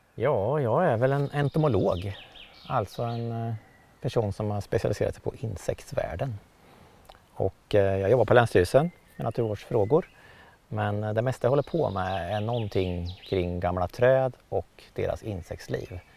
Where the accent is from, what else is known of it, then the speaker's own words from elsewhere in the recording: Motala, Östergötland, Sweden; i Motala kommun där jag växte upp